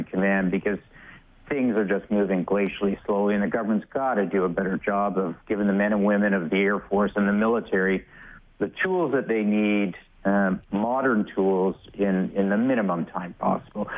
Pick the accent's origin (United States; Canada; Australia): Canada; as a Canadian